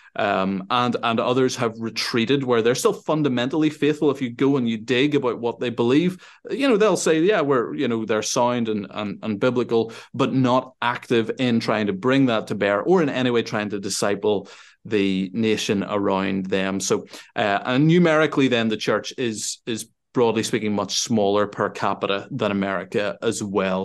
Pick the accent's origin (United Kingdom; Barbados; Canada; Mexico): United Kingdom; Northern Ireland; also born or lived in Sweden; I grew up here in Northern Ireland